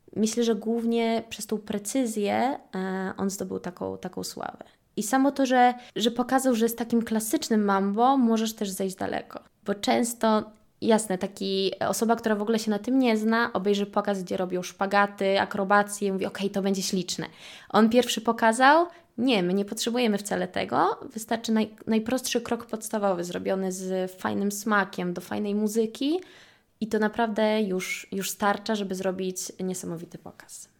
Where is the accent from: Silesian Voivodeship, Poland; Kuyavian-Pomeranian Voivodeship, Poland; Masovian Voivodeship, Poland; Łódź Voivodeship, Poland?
Masovian Voivodeship, Poland; Warsaw; moved away as an adult; also born or lived in Milan, Italy; Ja generalnie urodziłam się tutaj w Warszawie um, i około 4 lat temu przeprowadziłam się do Włoch